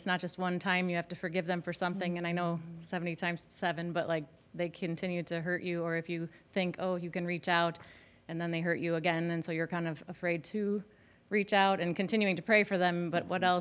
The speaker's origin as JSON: {"language": "English", "region": "Northern Illinois", "country": "United States", "said": "I'm from Northern Illinois"}